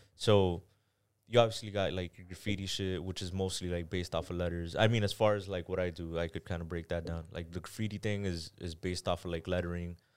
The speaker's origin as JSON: {"language": "English", "town": "Miami", "region": "Florida", "country": "United States", "tie": "born or raised there", "also_born_or_lived": "Panama / Kendall", "said": "Miami, I was here for a couple months, went to Panama. And then I grew up in Panama. I'm gonna say I was there for maybe, like, three years, came out here two years, went back to Panama three years, came back out here till now"}